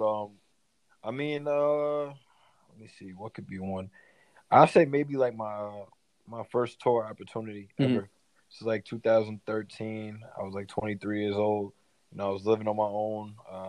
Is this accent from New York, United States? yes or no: yes; Elmont, New York, United States; also born or lived in Queens, New York; So I'm from New York, born in Queens, New York, Hollis, Queens to be exact. And then, you know, from there, I transitioned into Elmont, which is the first city in Long Island. And I grew up there, went to high school, elementary